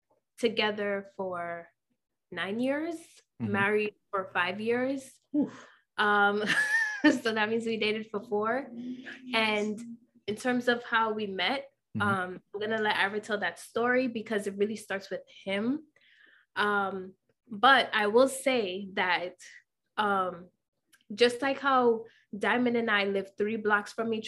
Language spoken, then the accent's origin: English; Jamaica; now in Yonkers, United States; Born and raised in Jamaica, as you guys already know, and currently living in Yonkers, New York.